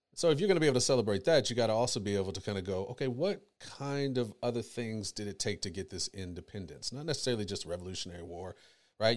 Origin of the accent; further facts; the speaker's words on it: United States; I was born in America